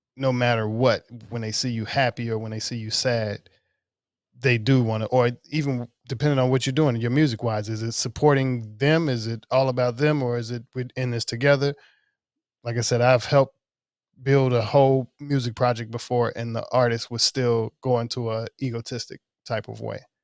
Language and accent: English; Mississippi, United States; moved away; I'm from Mississippi. um, most of my family is there